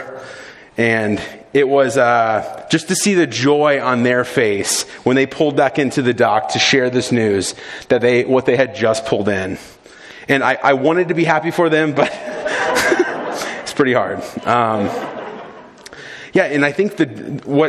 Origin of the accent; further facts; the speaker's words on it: South Florida, United States; I grew up in South Florida